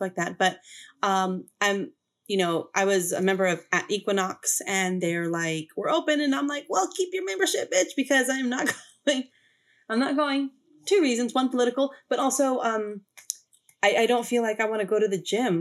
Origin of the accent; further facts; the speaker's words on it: Los Angeles, California, United States; I grew up in South Central